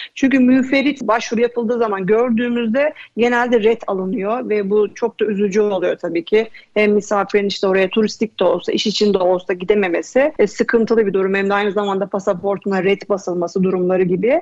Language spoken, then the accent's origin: Turkish; Istanbul, Turkey; moved away; also born or lived in Bodrum; Aslen İstanbulluyum. Etiler'de büyüdüm